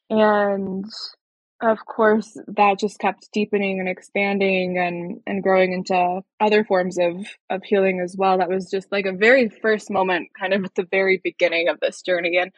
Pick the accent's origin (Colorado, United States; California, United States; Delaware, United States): Colorado, United States; from Colorado, born and raised, still live here in Northern Colorado.